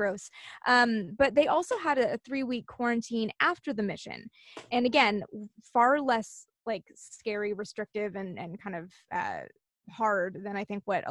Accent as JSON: {"language": "English", "country": "Canada", "said": "I'm from Canada"}